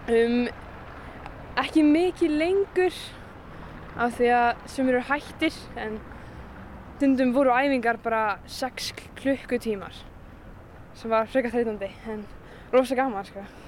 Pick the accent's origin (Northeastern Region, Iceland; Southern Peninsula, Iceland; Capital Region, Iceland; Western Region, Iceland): Northeastern Region, Iceland; Akureyri; þegar maður fer svo til Reykjavíkur sem svona Akureyringur